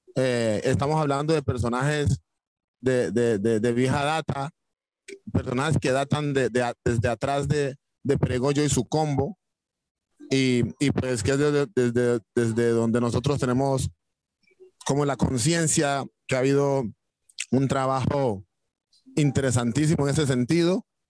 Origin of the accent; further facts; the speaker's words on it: Timbiquí, Cauca, Colombia; now in Cali, Colombia; cuando nos vinimos de Timbiquí a Cali